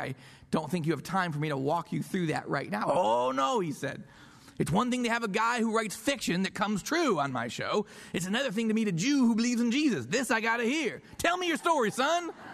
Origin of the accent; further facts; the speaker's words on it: Rochester, New York, United States; my hometown of Rochester, New York